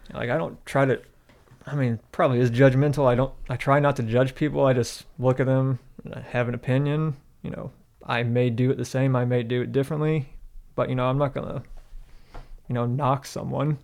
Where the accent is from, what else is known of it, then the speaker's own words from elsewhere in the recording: Michigan, United States; I'm from Michigan, so it's pop